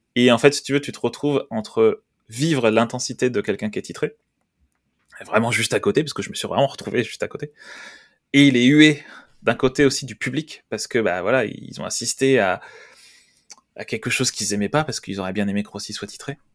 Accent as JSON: {"language": "French", "country": "France", "said": "en tant que français"}